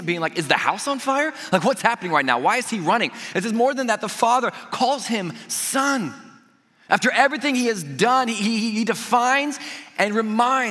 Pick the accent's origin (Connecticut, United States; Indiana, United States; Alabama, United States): Indiana, United States; we're from Indiana. We're going home tomorrow